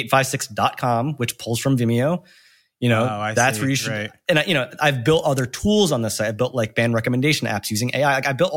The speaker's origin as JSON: {"language": "English", "region": "New Jersey", "country": "United States", "tie": "born or raised there", "said": "Back when I was growing up in Jersey in the early 2000s, I was just filming and collecting these mini DV tapes and had nowhere to post the footage."}